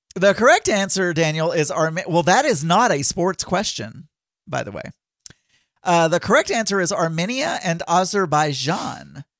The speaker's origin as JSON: {"language": "English", "country": "Philippines", "moved": "yes", "said": "I'm from the Philippines"}